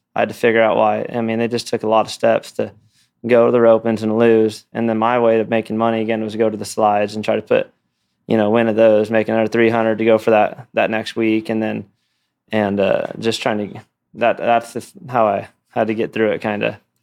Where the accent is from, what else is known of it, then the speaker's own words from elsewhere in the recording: Los Olivos, California, United States; moved away; I grew up in California